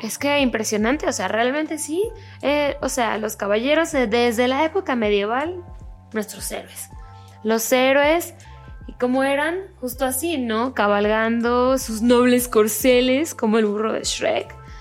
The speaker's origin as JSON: {"language": "Spanish", "country": "Mexico", "said": "yo soy de México"}